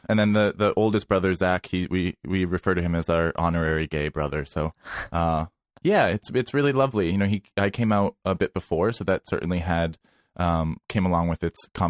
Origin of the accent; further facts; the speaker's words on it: Worcester, Massachusetts, United States; now in New York City, United States; I grew up in Worcester, Massachusetts. Worcester.